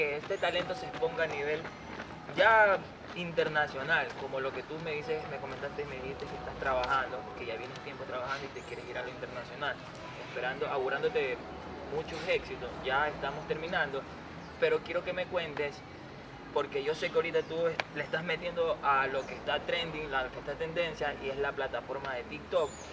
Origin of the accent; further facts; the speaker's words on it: Portoviejo, Manabí, Ecuador; mi ciudad natal, Puerto Viejo